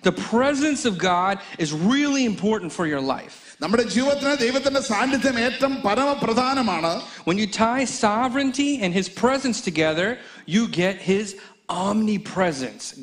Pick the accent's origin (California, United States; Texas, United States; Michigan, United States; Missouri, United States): Texas, United States; Mesquite; growing up in Mesquite, Texas, my cousins and I, we lived about a few houses from each other.